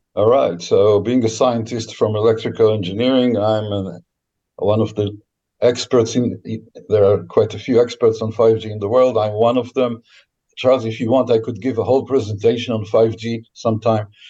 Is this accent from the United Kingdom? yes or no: no; Israel; I was born in Israel uh, after they came here.